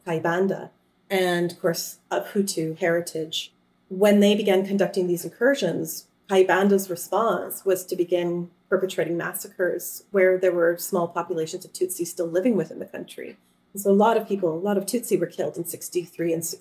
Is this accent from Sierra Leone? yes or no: no; Canada; I come from Canada